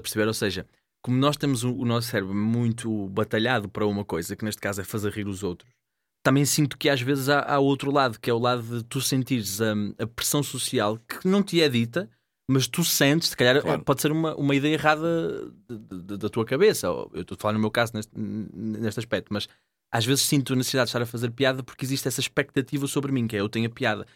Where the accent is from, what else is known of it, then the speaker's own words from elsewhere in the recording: Gondomar, Norte, Portugal; em Gondomar, minha terra